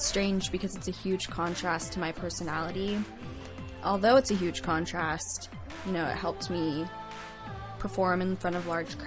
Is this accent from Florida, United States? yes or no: no; San Diego, California, United States; I'm from Scripps Ranch, and I've lived here my whole life, all 20 years.